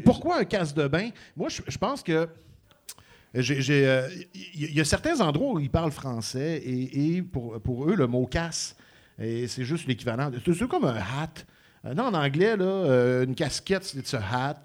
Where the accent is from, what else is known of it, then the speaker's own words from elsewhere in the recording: Montreal, Quebec, Canada; chez nous à Montréal